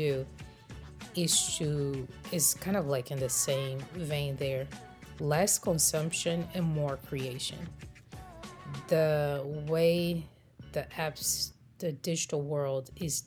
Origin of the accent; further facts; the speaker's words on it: Brazil; moved away as an adult; now in United States; I grew up in Brazil, and our Easter traditions are very different than the way I've seen it observed in America.